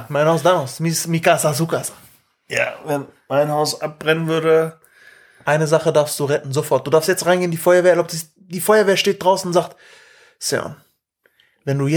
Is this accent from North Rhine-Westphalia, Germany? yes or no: no; Hamburg, Germany; nee, das mache ich nicht doppel bin Hamburger.